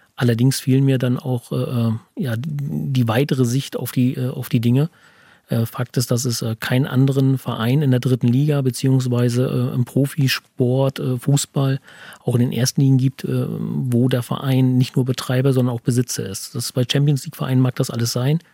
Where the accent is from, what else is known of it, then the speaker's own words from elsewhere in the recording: Teterow, Mecklenburg-Vorpommern, Germany; ich bin gebürtiger Tetroer